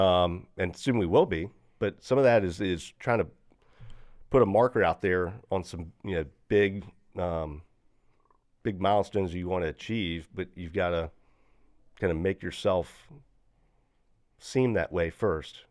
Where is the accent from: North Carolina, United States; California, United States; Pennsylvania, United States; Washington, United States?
North Carolina, United States; Greensboro; I'm from Greensboro